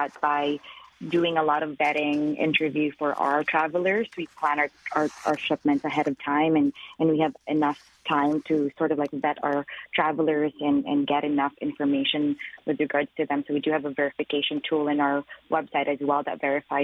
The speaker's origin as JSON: {"language": "English", "country": "Philippines", "moved": "yes", "lives_now": "Canada", "said": "I'm Filipino myself"}